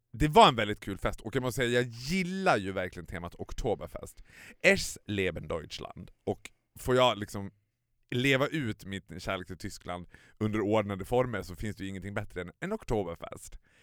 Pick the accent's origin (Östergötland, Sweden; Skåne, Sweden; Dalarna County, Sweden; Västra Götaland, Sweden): Dalarna County, Sweden; Borlänge; now in Stockholm, Sweden; hemma i Borlänge när man var liten